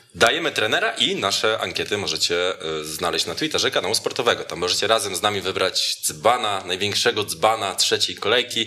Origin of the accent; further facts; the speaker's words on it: Jędrzejów, Świętokrzyskie Voivodeship, Poland; Z Jędrzejewa jestem, z Jędrzejewa i to z samego